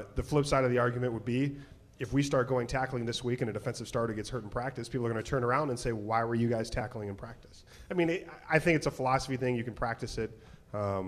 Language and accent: English; Chicago, Illinois, United States; I'm from the Chicagoland area